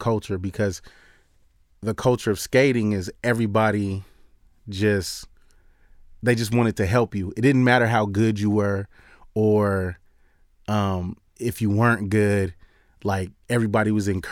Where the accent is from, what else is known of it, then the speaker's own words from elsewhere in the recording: Long Beach, California, United States; I grew up in Long Beach in California